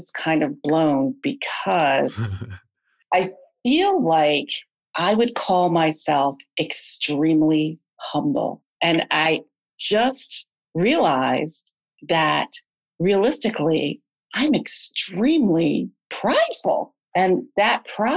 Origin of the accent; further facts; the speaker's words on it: Midwest, United States; now in Northeast near Philadelphia, United States; Originally, I am from the Midwest area